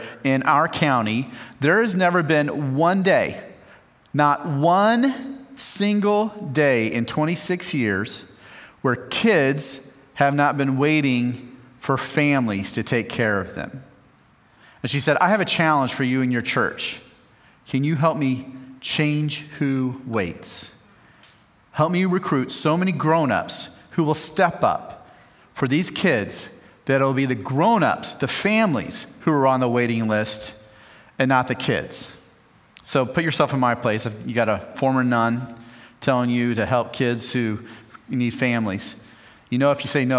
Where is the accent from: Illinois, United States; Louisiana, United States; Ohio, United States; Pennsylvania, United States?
Illinois, United States; central; now in Colorado, United States; I grew up in the Midwest, just a little bit west of you guys in central Illinois. So I'm a Midwesterner